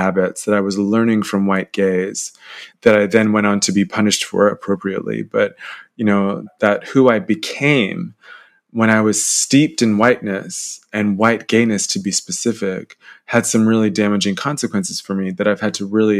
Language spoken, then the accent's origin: English; Atlanta, Georgia, United States; also born or lived in London, United Kingdom / Yoakum, Texas; now in Norwich, United Kingdom; growing up in Atlanta